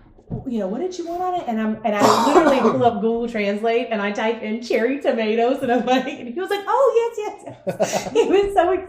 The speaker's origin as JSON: {"language": "English", "country": "United States", "said": "we're from the United States."}